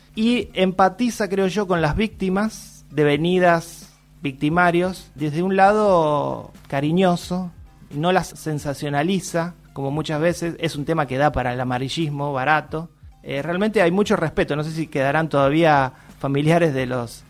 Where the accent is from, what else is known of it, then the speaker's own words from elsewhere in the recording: Argentina; como argentinos